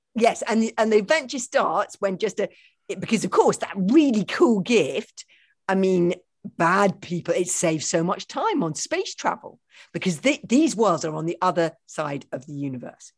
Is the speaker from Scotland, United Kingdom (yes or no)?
no; London, United Kingdom; I grew up in London in a house without a garden